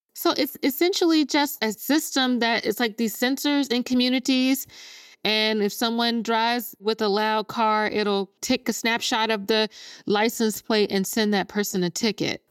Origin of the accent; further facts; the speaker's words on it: Jackson, Mississippi, United States; moved away; I'm born and raised in Jackson, Mississippi